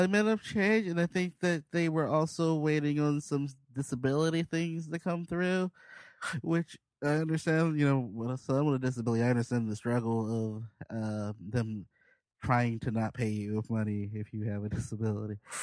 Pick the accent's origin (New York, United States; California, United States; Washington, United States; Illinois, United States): Illinois, United States; Chicago; moved away; also born or lived in Portland; I'm from Southside Chicago